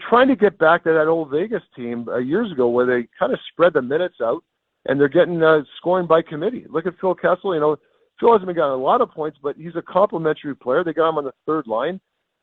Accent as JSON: {"language": "English", "country": "Canada", "also_born_or_lived": "United States", "said": "I'm a Canadian and an American citizen, but I'm obviously a Canada guy too"}